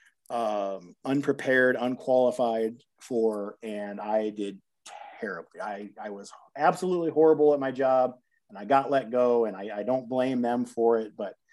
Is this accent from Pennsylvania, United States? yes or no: no; Toledo, Ohio, United States; moved away as an adult; also born or lived in Sylvania, Ohio / Bowling Green, Ohio; now in Las Vegas, United States; When I was growing up in Toledo, Ohio, or Sylvania, Ohio, a little suburb of Toledo